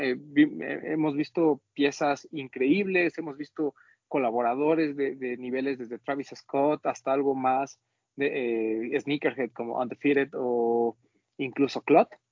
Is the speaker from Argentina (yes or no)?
no; Mexico; nosotros como mexicanos